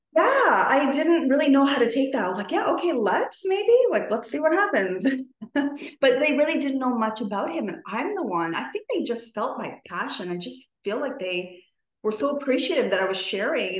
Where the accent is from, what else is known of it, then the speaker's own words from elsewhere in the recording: Toronto, Ontario, Canada; i'm from toronto canada